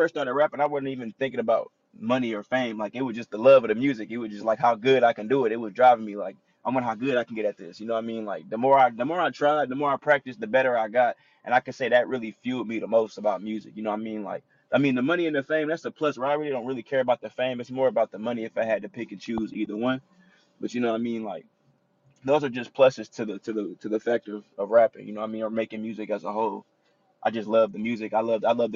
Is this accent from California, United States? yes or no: no; Alaska, United States; also born or lived in Louisiana; I was just raised in Alaska, like, all my life